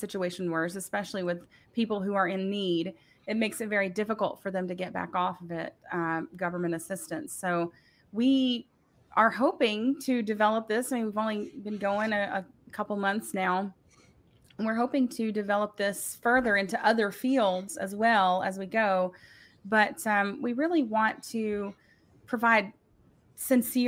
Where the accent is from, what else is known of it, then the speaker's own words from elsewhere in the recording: the South, United States; we're from the South